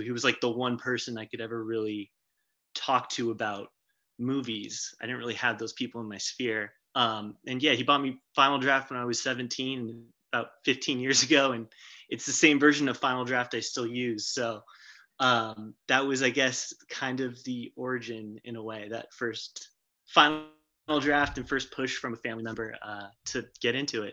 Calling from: San Mateo, California, United States; I'm calling Ooh. from uh, Northern California, San Mateo

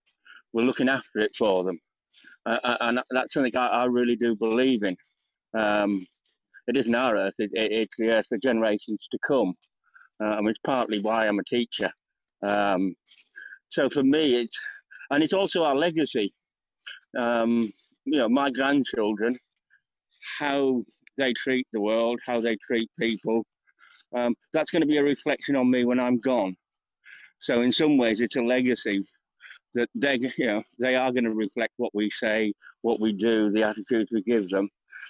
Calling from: United Kingdom; I'm joining you from the UK.

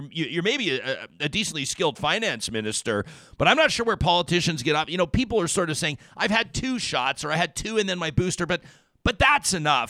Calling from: Edmonton, Alberta, Canada; I'm coming from Edmonton and in Alberta right now.

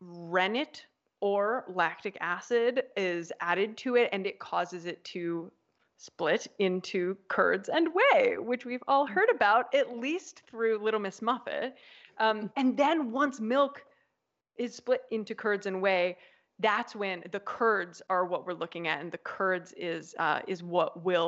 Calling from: Apulia, Italy; I am calling from Italy, from southern Italy, from the region of Puglia.

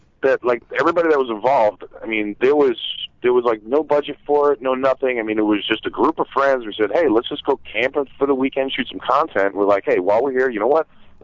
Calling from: San Diego, California, United States; I'm calling from San Diego, California.

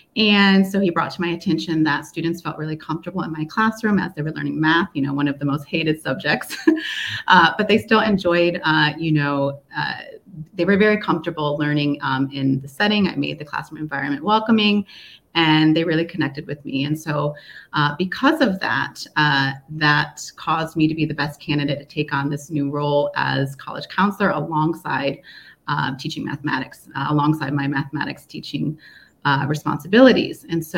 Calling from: Seoul, South Korea; I'm joining from Seoul, South Korea, and here we're experiencing some signs of spring.

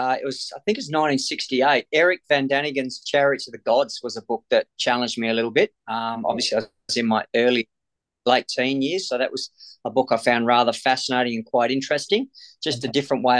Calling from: Perth, Western Australia, Australia; Phoning from Perth, Western Australia.

